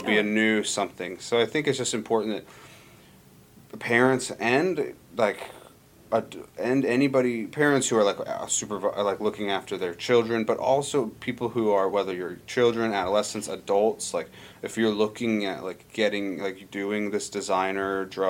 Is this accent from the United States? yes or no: yes; Montana, United States; moved away as an adult; now in Alaska, United States; I grew up in Montana, and I was in high school around this time